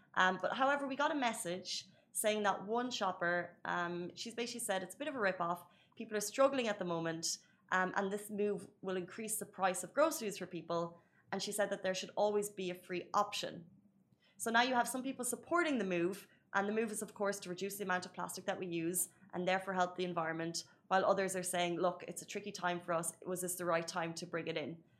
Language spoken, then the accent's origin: English; Ireland; moved away as an adult; now in United Arab Emirates; I'm from Ireland. I grew up there